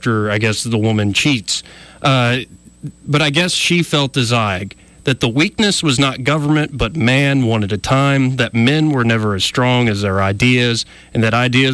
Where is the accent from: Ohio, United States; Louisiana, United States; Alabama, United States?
Alabama, United States; We're both from Alabama. We both kind of grew up in a conservative culture